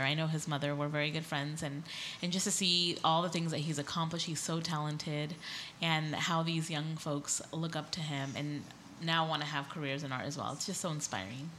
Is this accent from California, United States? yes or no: yes; Escondido, California, United States; I grew up here in North County in Escondido